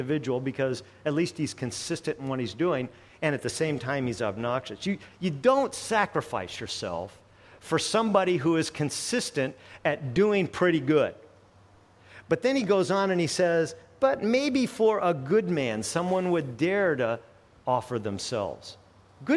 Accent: United States; as an American

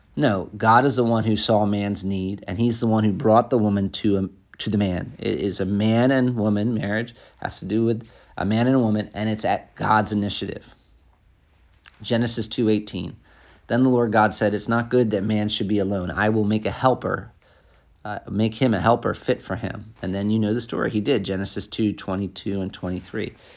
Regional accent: United States; moved away as an adult; also born or lived in Africa; as an American

